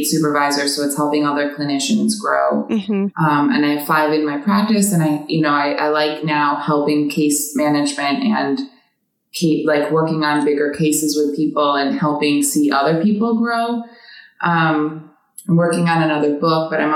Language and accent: English; New York City, New York, United States; moved away; I'm from New York City originally, born and raised